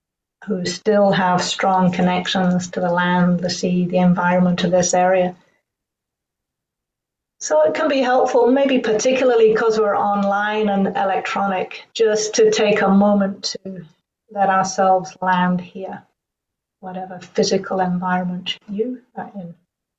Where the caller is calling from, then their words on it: Auckland, New Zealand; I'm joining you from Tamaki Makaurau, Auckland, in Aotearoa, New Zealand.